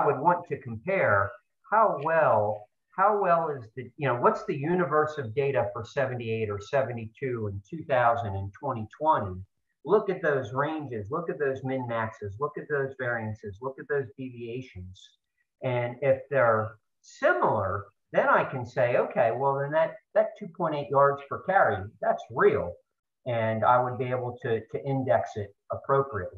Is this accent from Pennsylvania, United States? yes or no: yes; State College, Pennsylvania, United States; moved away; also born or lived in Baltimore; I'm from Central Pennsylvania. My dad's a Nittany Lion, and growing up in State College